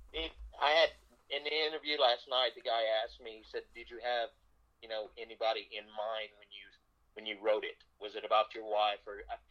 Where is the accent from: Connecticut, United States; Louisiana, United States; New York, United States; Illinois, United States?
Louisiana, United States; South; I grew up in South Louisiana in a very, very humbled home